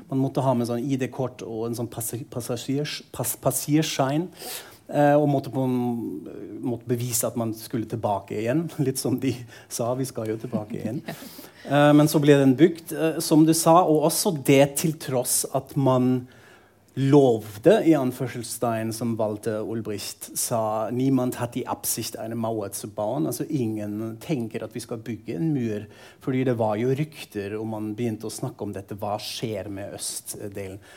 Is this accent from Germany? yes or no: yes; Frankfurt am Main, Hesse, Germany; moved away; Jeg er fra Frankfurt am Main, eh, som var på en måte amerikanske sektoren. At dette var en del av hverdagen min som barn og ungdom